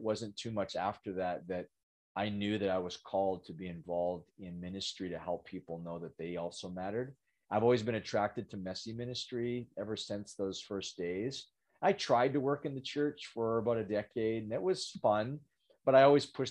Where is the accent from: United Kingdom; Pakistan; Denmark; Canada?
Canada; Western Canada; I'm from Western Canada